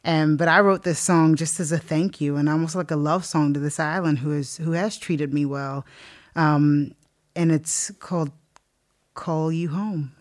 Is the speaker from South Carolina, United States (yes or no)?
yes; South Carolina, United States; moved away as an adult; now in Northern Ireland; I'm from South Carolina.